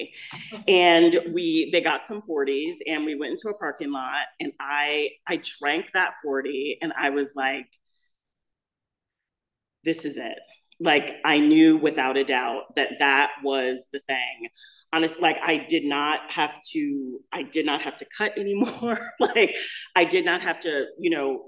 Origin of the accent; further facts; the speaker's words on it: Los Angeles, California, United States; also born or lived in Midwest; I'm actually from the Midwest, but I moved to Los Angeles when I was a little kid. So we're in Los Angeles and we're living in Hollywood